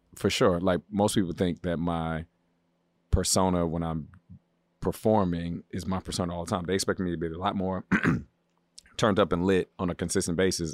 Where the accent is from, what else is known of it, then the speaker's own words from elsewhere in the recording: Baltimore, Maryland, United States; moved away as an adult; now in Los Angeles, United States; I'm from the East Coast. I'm from Baltimore.